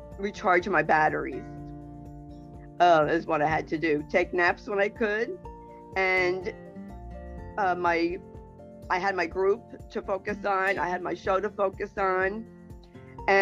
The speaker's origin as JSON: {"language": "English", "region": "New Jersey", "country": "United States", "said": "I'm from New Jersey, so I'm a little rough around the edges"}